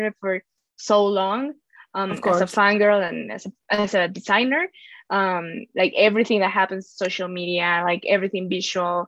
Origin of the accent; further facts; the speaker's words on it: Mexico; I'm from Mexico.